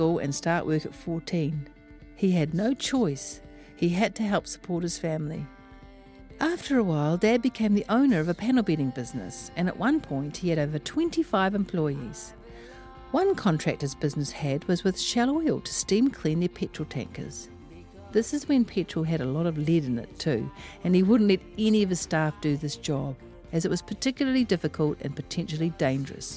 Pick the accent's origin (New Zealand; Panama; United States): New Zealand; Auckland; I am from West Auckland